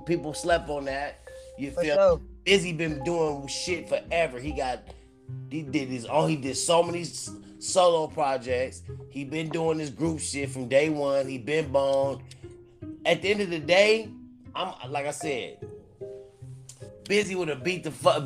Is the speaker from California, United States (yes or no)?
yes; California, United States; also born or lived in Cleveland, Ohio; I am born in Cleveland, Ohio. You know, I was there at 10 years old. But I've been to California. So I'm a Cali nigga, but I was born in Cleveland